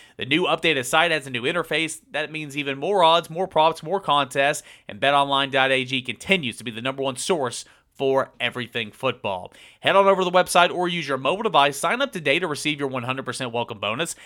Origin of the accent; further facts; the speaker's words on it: East Tennessee, United States; growing up in East Tennessee, I remember going to Tennessee football games with my dad